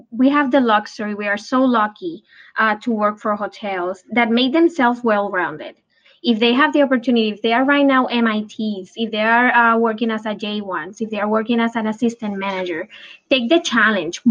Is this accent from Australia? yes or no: no; Puerto Rico; moved away as an adult; also born or lived in California; When I moved from Puerto Rico, that is when I'm actually was raised, to California